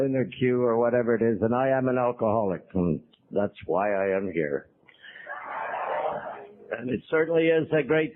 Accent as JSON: {"language": "English", "town": "Montreal", "region": "Quebec", "country": "Canada", "tie": "born or raised there", "said": "I was born in Montreal"}